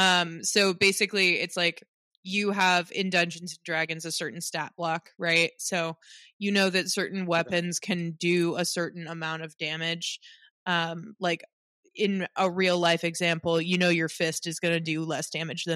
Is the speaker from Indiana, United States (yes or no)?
yes; Indiana, United States; now in Scotland; I'm from Indiana